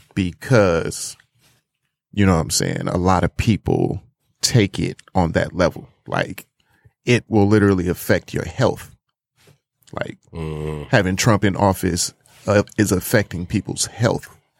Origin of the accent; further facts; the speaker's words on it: United States; me growing up in America, being a young black man